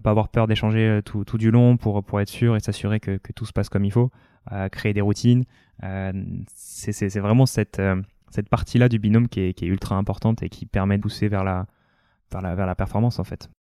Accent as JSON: {"language": "French", "country": "New Caledonia", "tie": "born or raised there", "also_born_or_lived": "near Lyon, France / Réunion", "moved": "as an adult", "lives_now": "France", "said": "je suis né à côté de Lyon. J'ai grandi après en Outre-mer, d'abord à La Réunion et puis surtout en, Nouvelle-Calédonie derrière."}